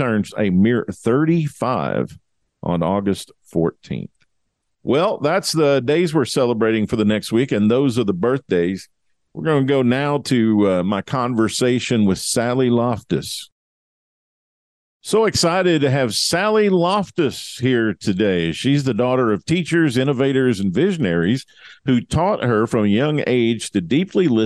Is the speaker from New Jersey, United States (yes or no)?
no; Kentucky, United States; I'm from Kentucky